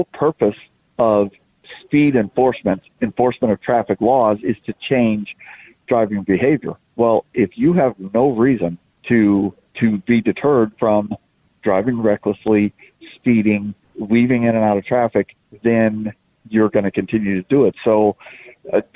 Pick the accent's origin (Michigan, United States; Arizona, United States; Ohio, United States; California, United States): Arizona, United States; Phoenix; my hometown